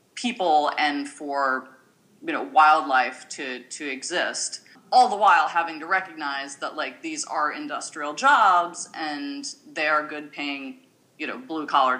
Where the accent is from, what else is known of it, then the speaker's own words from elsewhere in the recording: Seattle, Washington, United States; growing up in Seattle, one of the things that I had a very strong awareness of and connection to was Native American culture